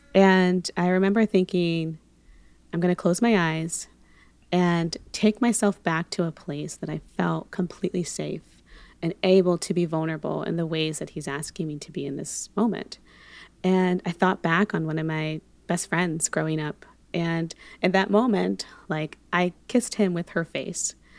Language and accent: English; Monterey, California, United States; also born or lived in Panama / Los Angeles; I am originally born in Panama, but grew up in California most of my life. Um, so Bay Area, Monterey